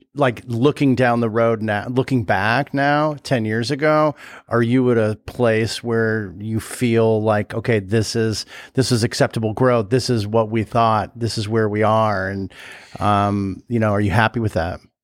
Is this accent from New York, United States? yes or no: no; California, United States; I am from California